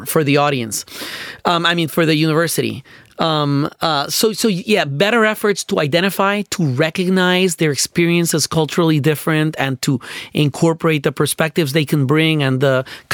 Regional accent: Puerto Rico; moved away; I grew up in Puerto Rico, and I went to public schools in Puerto Rico

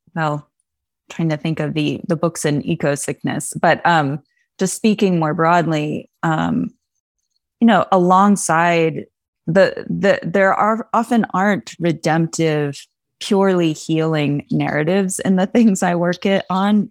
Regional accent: the Poconos, Pennsylvania, United States; I grew up in the Poconos in Pennsylvania mostly

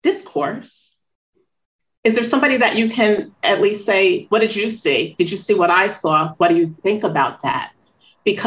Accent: Northeast, United States; moved away; also born or lived in New York City; I'm from the Northeast

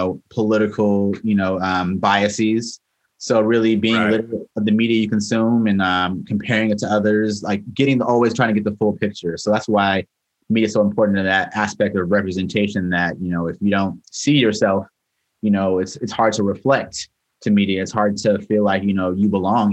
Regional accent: Oceanside, California, United States; moved away as an adult; also born or lived in Los Angeles, California / New York City, New York; So I'm originally from Oceanside, California. It's a kind of northern county of San Diego.

